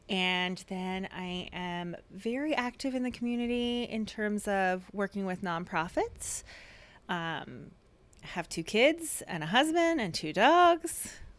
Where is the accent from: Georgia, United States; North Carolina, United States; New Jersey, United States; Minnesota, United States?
New Jersey, United States; moved away as an adult; now in Tempe, United States; I am 20 years here in the Valley, but born and raised in New Jersey.